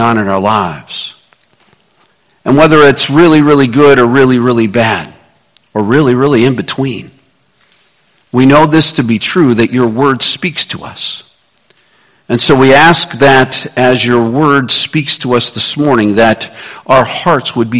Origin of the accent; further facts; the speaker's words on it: Kansas City, United States; moved away; also born or lived in Scottsdale, Arizona; Growing up in Kansas City